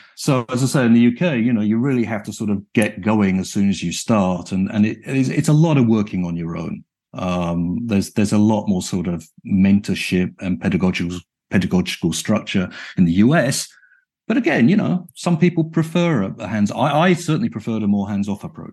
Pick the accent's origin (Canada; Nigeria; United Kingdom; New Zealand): United Kingdom; moved away as an adult; now in Chicago, United States; I was brought up and educated in the United Kingdom